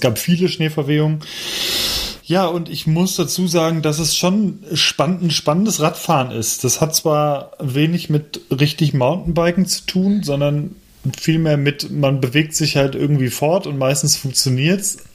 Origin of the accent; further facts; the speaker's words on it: Cologne, North Rhine-Westphalia, Germany; moved away; in meiner alten Heimat